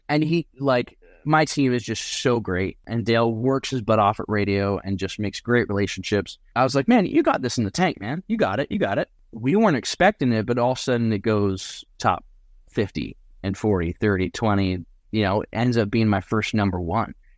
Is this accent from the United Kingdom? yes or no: no; Surrey, British Columbia, Canada; also born or lived in Cariboo, British Columbia; I'm from Surrey, BC, which is not at all known for being country.